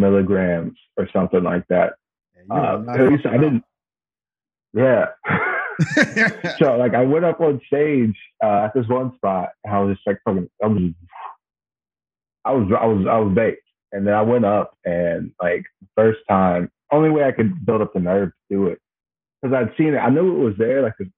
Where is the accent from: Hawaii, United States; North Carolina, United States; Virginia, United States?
Virginia, United States; Blacksburg; moved away; Originally, this place called Blacksburg, Virginia.